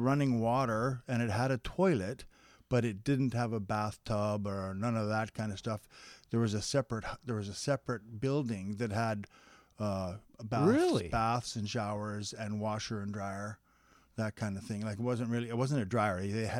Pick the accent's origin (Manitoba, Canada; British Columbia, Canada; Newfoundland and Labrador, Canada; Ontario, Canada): British Columbia, Canada; Vernon; born there; also born or lived in Quesnel; Yeah, I was born in Vernon.